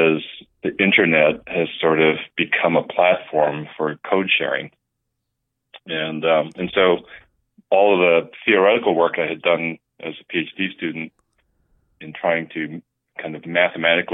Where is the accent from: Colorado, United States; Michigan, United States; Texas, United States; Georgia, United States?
Michigan, United States; Houghton; moved away as an adult; also born or lived in Columbus / Pittsburgh; I actually grew up not too far from Madison in Upper Michigan, a little town called Houghton